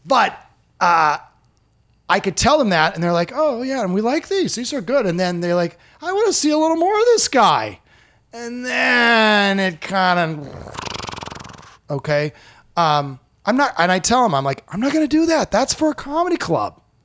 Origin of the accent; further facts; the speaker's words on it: Iowa, United States; moved away as an adult; now in Indianapolis, United States; I grew up in Iowa and I've lived in Indianapolis basically my whole adult life after college